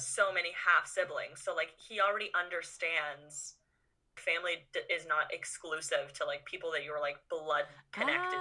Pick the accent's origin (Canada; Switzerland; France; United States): Canada; Vaughan, Ontario; also born or lived in Thornhill / Maple; I lived in Vaughan until I was like 13, and then we moved to Thornhill